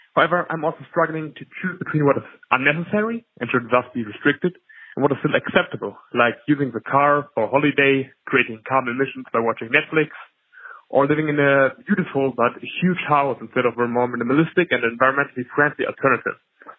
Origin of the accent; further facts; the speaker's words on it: Germany; I'm from Germany.